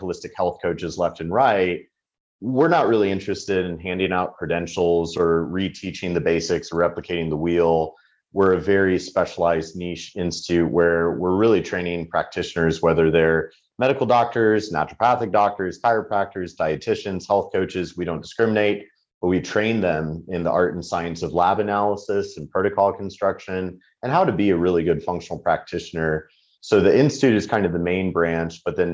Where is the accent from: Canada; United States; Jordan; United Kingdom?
United States; speak as an American